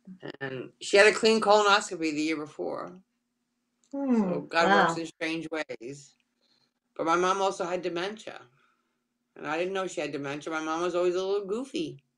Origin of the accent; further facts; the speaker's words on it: New York, United States; now in Florida, United States; So I'm the oldest of four children, and I moved to Florida from Long Island, in case you can't tell, in 2000